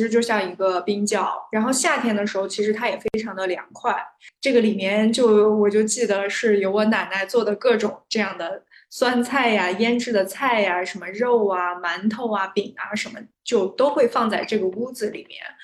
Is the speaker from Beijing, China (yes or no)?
no; Xinjiang, China; 我老家是在新疆